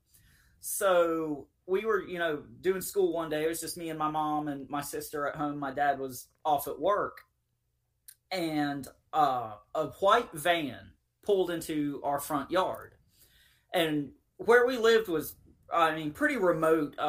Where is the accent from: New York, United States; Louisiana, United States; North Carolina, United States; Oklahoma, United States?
North Carolina, United States; Eastern; I grew up in Eastern North Carolina across the river from a very large military base